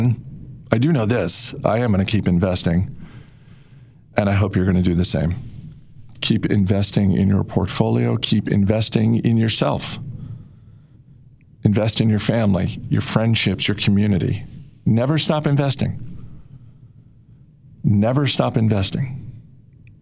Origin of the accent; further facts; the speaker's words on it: Maine, United States; I grew up in Maine, which is not a big state, in a town of 17,000 people